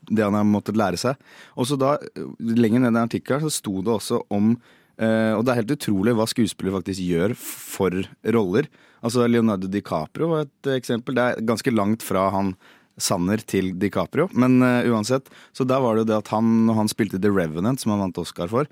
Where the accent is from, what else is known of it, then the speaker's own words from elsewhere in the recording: Bergen, Vestland, Norway; Jeg er fra Bergen.